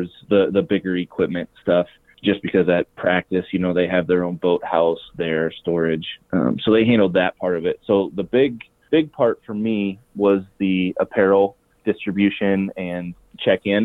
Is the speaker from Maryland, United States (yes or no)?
no; Northeast Nebraska, United States; moved away as an adult; now in South Dakota, United States; I'm from Northeast Nebraska.